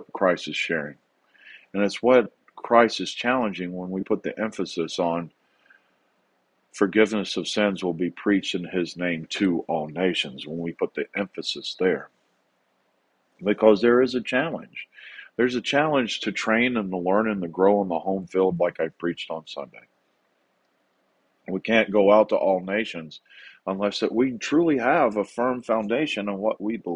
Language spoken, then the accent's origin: English; the South, United States; now in Rancho Bernardo, California, United States; my cultural history growing up in the South.